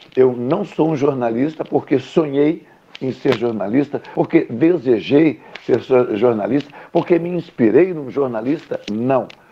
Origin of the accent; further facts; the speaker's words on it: Rio Grande, Rio Grande do Sul, Brazil; now in Pelotas, Brazil; eu sou natural da cidade do Rio Grande